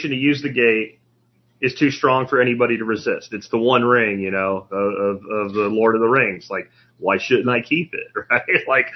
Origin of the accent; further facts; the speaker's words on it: Pennsylvania, United States; now in Texas, United States; where I grew up in Pennsylvania